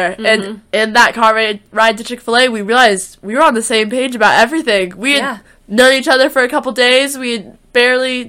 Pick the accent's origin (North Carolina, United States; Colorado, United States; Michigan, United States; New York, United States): North Carolina, United States; Huntersville; also born or lived in Chapel Hill, North Carolina; I am from Huntersville, North Carolina